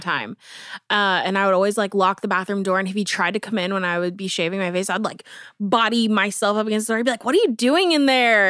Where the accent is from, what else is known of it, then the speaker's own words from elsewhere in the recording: Avon, Indiana, United States; I grew up in Avon, which is right beside Brownsburg